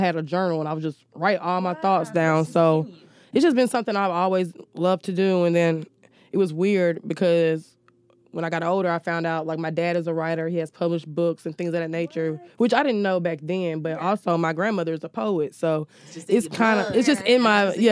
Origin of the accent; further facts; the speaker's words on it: Newnan, Georgia, United States; moved away; also born or lived in Alabama; I'm originally from Noonan, Georgia, which is like 30 miles south of Atlanta